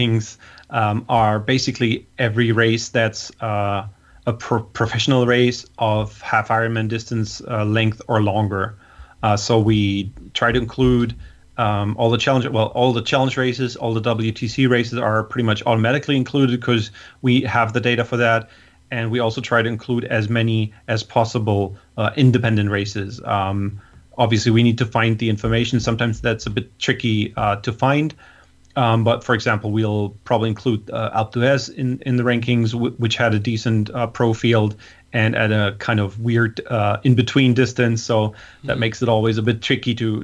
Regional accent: Hamburg, Germany; in Hamburg in my hometown

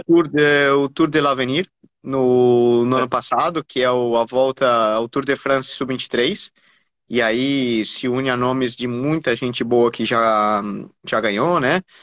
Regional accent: Brazil

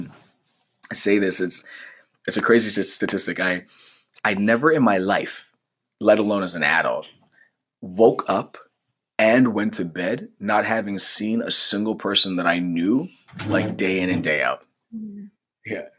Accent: Canada; as a Canadian

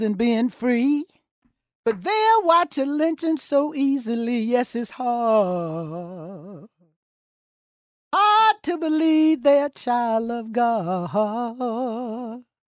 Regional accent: Thomson, Georgia, United States; moved away as an adult; also born or lived in Newark / New York; I was born in Thompson, Georgia, one hundred and twenty-nine miles north of here.

